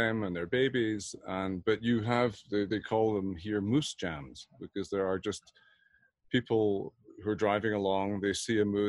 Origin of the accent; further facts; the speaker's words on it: Edinburgh, Scotland, United Kingdom; moved away; also born or lived in Berlin, Germany; Born and bred in Edinburgh, my father was an organist and choir master, so I sang in the choir as a choir boy